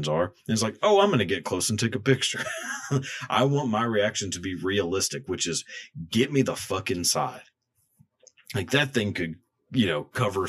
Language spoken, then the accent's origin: English; Texas, United States; growing up in Texas